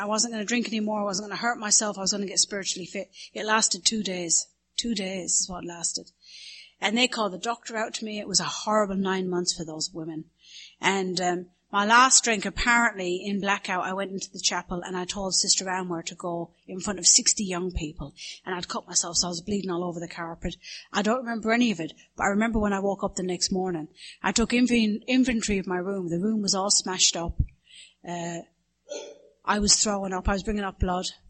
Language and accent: English; the Midlands in Ireland, Ireland; accent: Irish Midlands; now in Studio City, United States; My accent is from the Midlands in Ireland